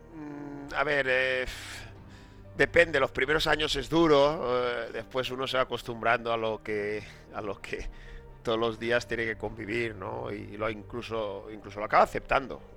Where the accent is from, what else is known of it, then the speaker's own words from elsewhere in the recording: La Pobla Llarga, Valencian Community, Spain; una persona de, la Pobla Llarga, un pueblo pequeñito, con la costumbre de jugar todos los días, todas las tardes después del colegio en, la, misma calle